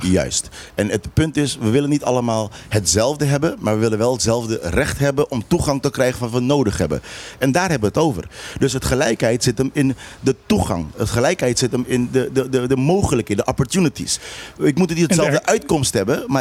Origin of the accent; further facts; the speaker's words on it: Netherlands; first language Papiamento; Dutch is a second language; Als ik naar Nederland ga, ik ben een geboren Nederlander. Eh, jammer genoeg eh, eh, voor sommigen dan in Den Haag is mijn moedertaal een andere taal dan ze in Europees onderdeel van Nederland doen.